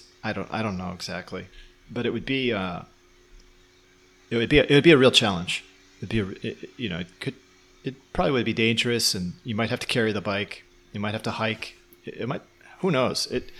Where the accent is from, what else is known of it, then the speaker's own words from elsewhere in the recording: Chicago, Illinois, United States; So if I say, yeah, I'm from Chicago and, you know, I was a truck driver before, that usually is enough.